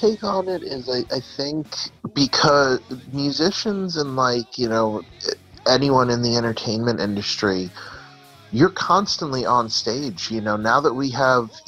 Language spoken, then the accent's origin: English; New York, United States; I'm from New York